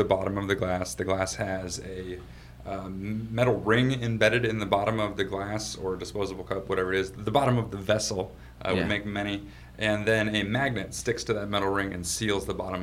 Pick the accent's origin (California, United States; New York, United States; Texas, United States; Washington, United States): Washington, United States; Aberdeen; I grew up on the West Coast. I grew up in Aberdeen, Washington.